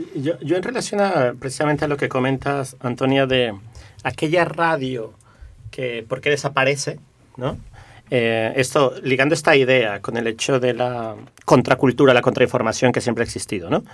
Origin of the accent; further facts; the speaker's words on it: Mexico; now in Barcelona, Spain; yo soy de origen mexicano